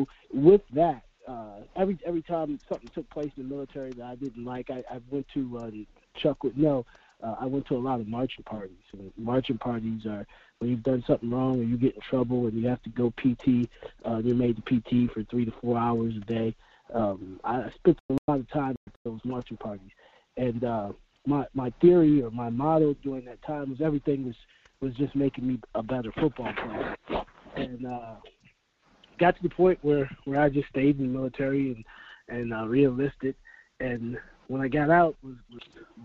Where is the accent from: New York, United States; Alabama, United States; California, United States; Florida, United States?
Florida, United States; Tampa; moved away as an adult; also born or lived in Orono, Maine; me coming from Tampa, Florida, you know, I'm from Tampa